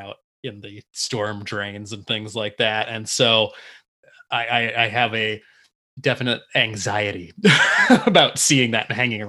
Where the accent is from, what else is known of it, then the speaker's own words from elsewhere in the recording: Livonia, Michigan, United States; we used to go hang out in Livonia, where I live now too, my hometown as a kid as well.